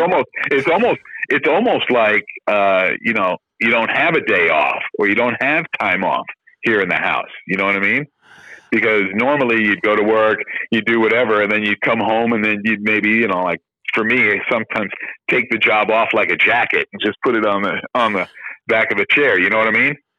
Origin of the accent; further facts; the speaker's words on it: New York, United States; moved away as an adult; also born or lived in Miami; I was from New York